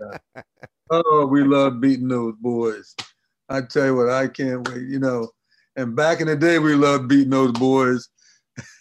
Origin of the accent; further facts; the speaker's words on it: New Jersey, United States; I'm from Jersey right outside of Philly.